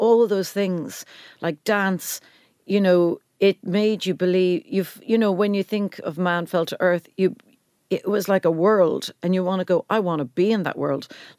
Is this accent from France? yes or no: no; Cork, Munster, Ireland; I mean, you wouldn't believe it because of how much I talk, but I'm from Cork.